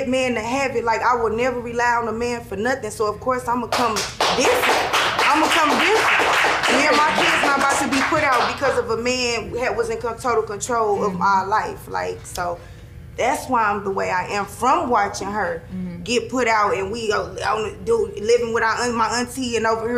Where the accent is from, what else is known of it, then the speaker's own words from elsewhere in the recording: St. Louis, Missouri, United States; moved away as an adult; now in Las Vegas, United States; that's my city. I'm born and raised from there